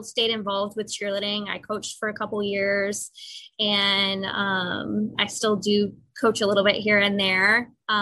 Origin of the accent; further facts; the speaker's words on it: Cumming, Georgia, United States; I was born and raised just north of Atlanta in a little town called Cumming, Georgia